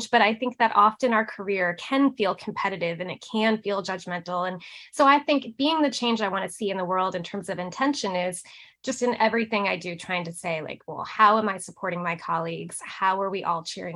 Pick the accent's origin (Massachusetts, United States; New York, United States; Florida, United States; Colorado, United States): Massachusetts, United States; now in Nashville, United States; I'm from Massachusetts originally